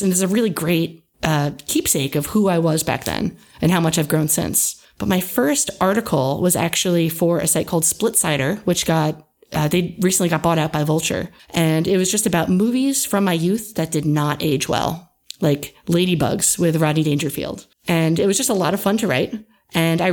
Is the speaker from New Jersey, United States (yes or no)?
yes; New Jersey, United States; also born or lived in Millersville, Pennsylvania; I was born and raised in New Jersey